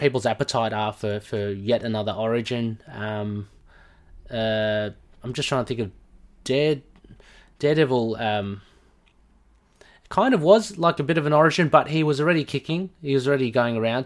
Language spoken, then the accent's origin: English; Australia; I'm obviously from Australia, if you, if you don't know from my accent